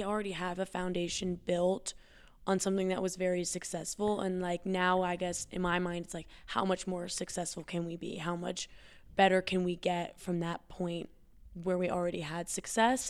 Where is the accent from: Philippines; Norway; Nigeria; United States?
United States; Evergreen, Colorado; also born or lived in Boulder, Colorado; I'm from Evergreen